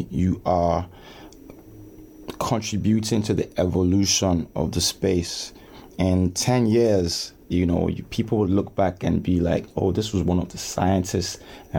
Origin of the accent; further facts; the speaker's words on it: Nigeria; now in United Kingdom; we're both from Nigeria and we're both going back home.